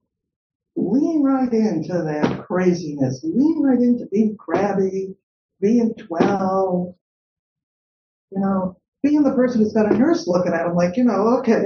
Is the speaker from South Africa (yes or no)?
no; Chicago, Illinois, United States; I'm from Chicago.